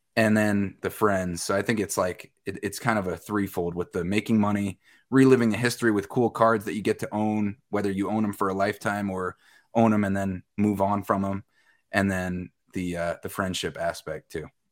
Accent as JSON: {"language": "English", "area": "Westchester County", "region": "New York", "country": "United States", "tie": "born or raised there", "moved": "yes", "lives_now": "Medford, United States", "said": "I grew up in Westchester County, New York"}